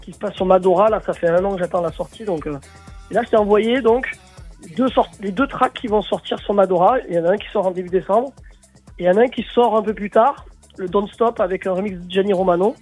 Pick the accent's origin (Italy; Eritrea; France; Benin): France; Marseille, Provence-Alpes-Côte d'Azur; chez nous à Marseille